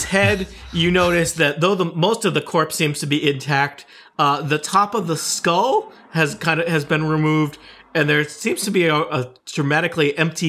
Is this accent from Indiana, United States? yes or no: no; Rhode Island, United States; Oh, I'm from Rhode Island.